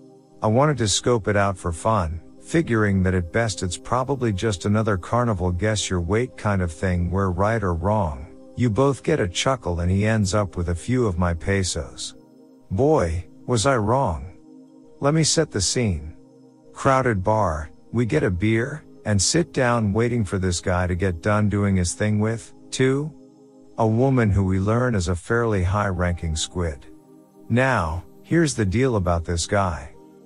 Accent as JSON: {"language": "English", "region": "Michigan", "country": "United States", "said": "I'm from Michigan. I say that only to emphasize that basically I couldn't be much further from home unless I went to the moon."}